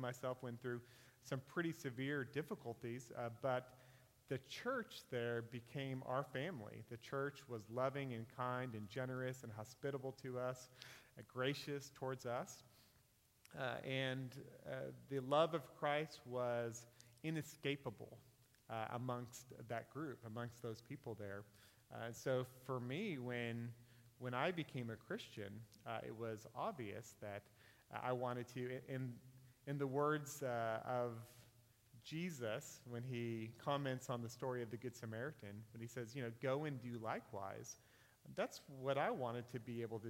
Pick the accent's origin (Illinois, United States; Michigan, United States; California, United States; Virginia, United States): California, United States; Northern; I'm from Northern California, and my family was probably like the average family in Northern California